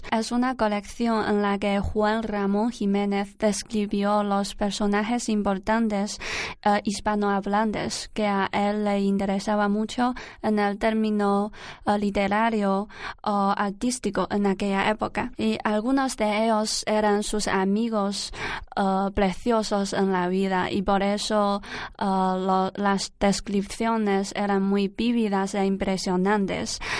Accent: Shandong, China; Spanish is a second language; moved away as an adult; now in Alcalá de Henares, Spain; soy de, del norte de China y de la provincia de, Shandong. También soy del norte de China

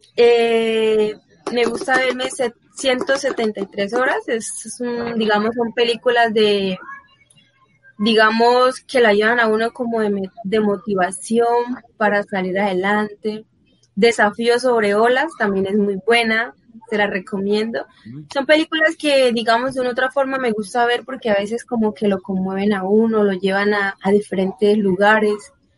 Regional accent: San Pablo, Bolívar, Colombia; now in Bucaramanga, Colombia; mi pueblo, San Pablo Bolívar, también todas esas personas que, que me conocen desde pequeña

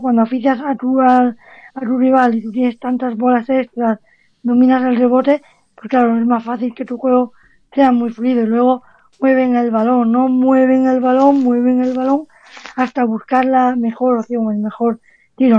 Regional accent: Spain; somos más entrenadores españoles

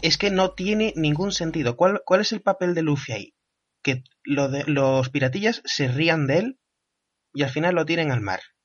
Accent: Andalusia, Spain; como andaluz que soy

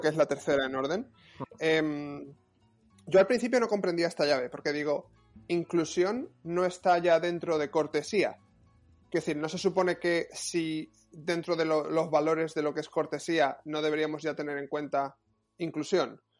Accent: Spain; now in Paris, France; tú y yo que somos españoles

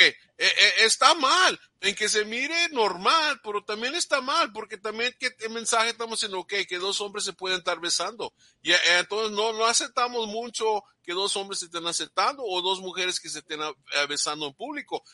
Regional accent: Texas, United States; yo no me crié en México, pero pues soy de aquí de, de Texas

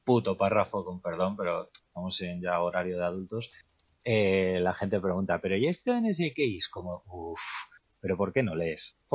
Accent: Madrid, Community of Madrid, Spain; De Madrid.

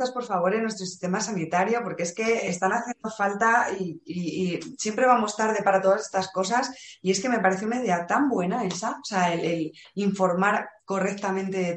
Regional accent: Valladolid, Castile and León, Spain; Y que soy de Valladolid.

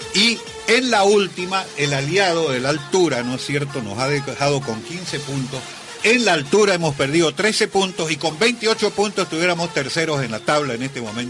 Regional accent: Santa Cruz, Bolivia; me siento orgulloso como cruceño

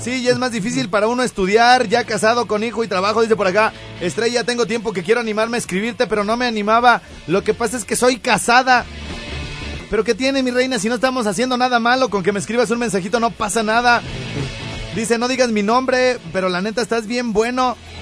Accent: Morelia, Michoacán, Mexico

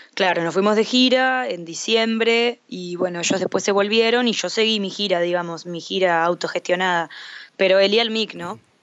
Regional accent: Montevideo, Uruguay; de Montevideo, Uruguay

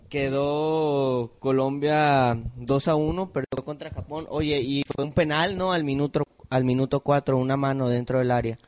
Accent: Mexico; yo siendo mexicano

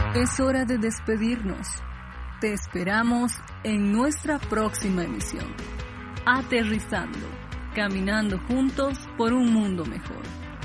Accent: Cochabamba, Bolivia; aquí en Bolivia o en Cochabamba, no sé, porque yo soy de Cochabamba

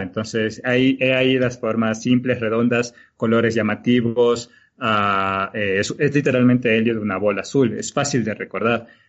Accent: Galápagos, Ecuador; now in Quito, Ecuador; yo soy de Galápagos, Ecuador

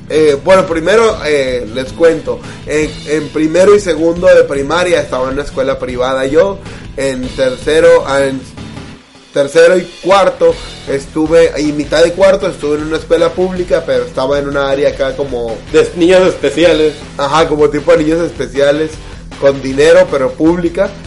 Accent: Mexico; somos buenos mexicanos.

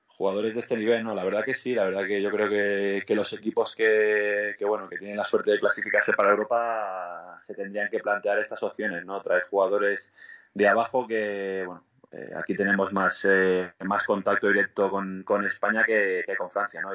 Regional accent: Andorra; moved away as an adult; also born or lived in Spain / Greece / Mexico / Italy; Yo salí de Andorra aquí con 19 años, había jugado en Andorra en, segunda división B y en tercera

